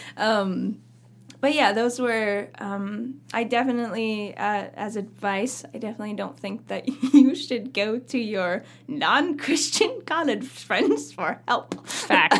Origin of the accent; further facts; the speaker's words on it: Camas Valley, Oregon, United States; also born or lived in Myrtle Creek, Oregon; grew up country hit girl out in Camas Valley